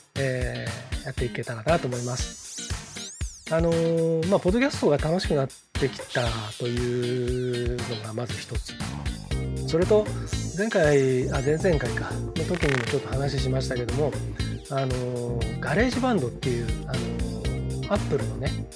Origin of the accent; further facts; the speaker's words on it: Hamamatsu, Shizuoka, Japan; moved away as an adult; now in Nagoya, Japan; 僕もあの出身が静岡県浜松市でで大学進学で名古屋にきてでもうすっかりあの名古屋での暮らしの方が圧倒的に長くなり